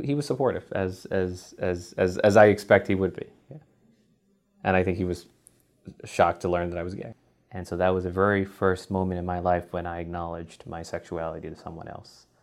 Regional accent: New York City, New York, United States; I'm from Bronx, New York

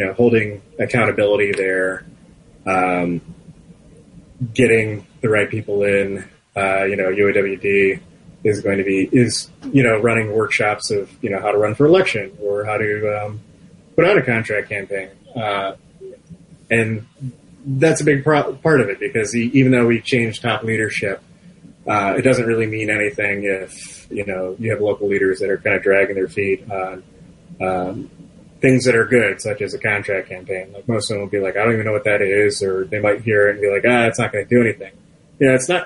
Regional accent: Macomb County, Michigan, United States; I'm from Macomb County

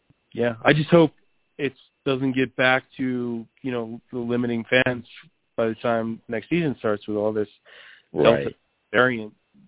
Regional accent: England, United Kingdom; I'm English

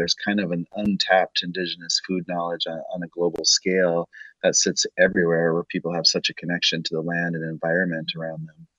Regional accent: Pine Ridge Reservation, South Dakota, United States; now in Minneapolis, United States; You know, I grew up on Pine Ridge Reservation, so I'm enrolled with the Oglala Lakota, which is in South Dakota, on the Pine Ridge Reservation.

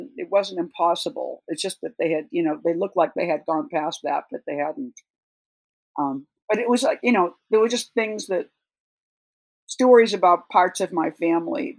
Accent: Boston, Massachusetts, United States; also born or lived in Marfa; now in New York, United States; I grew up around Boston

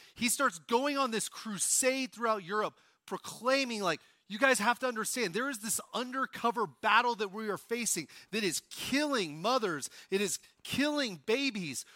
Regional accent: Oklahoma, United States; If you wonder how I can do that accent so well, I'm from Oklahoma

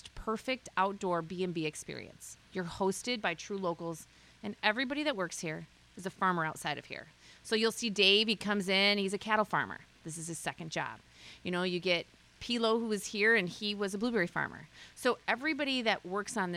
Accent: South Haven, Michigan, United States; South Haven's my hometown

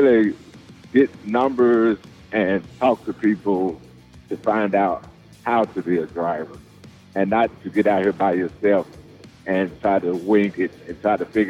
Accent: Memphis, Tennessee, United States; now in Columbus, United States; born and raised in Memphis.

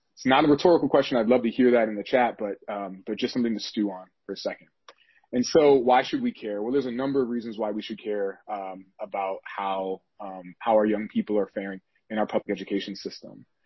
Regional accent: St. Paul, Minnesota, United States; shout out to Minnesota. I'm from St. Paul

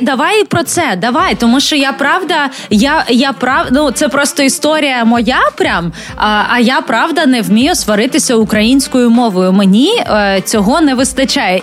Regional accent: Chernihiv, Chernihiv Oblast, Ukraine; я з Чернігова

